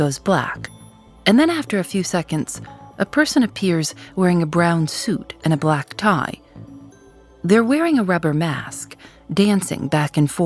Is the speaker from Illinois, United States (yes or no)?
yes; Chicago, Illinois, United States; I'm from Chicago